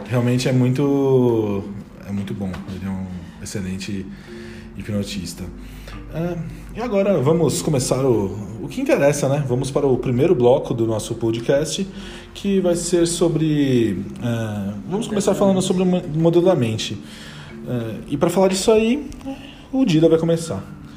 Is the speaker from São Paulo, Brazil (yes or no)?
yes; São Paulo, Brazil; Eu tenho 29 anos, sou de São Paulo